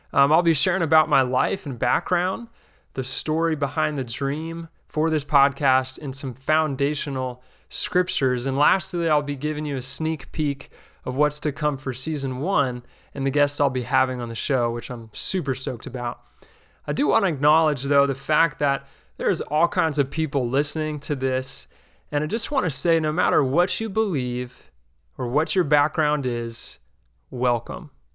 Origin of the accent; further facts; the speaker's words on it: New Jersey, United States; I grew up in the New Jersey region of the New York City Church of Christ